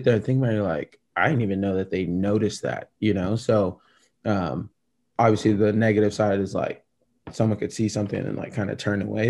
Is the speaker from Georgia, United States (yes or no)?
no; Oregon, United States; also born or lived in Japan; growing up in Oregon